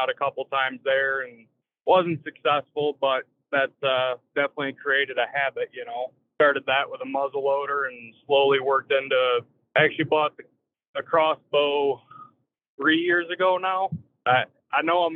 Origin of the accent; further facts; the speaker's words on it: Durand, Michigan, United States; now in Howell, United States; I grew up in Durand. It's a small city in Michigan